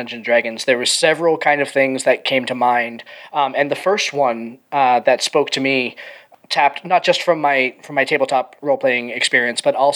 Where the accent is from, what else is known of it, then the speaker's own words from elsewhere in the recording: Boston, Massachusetts, United States; I was born in Boston. I live a little bit further north from that now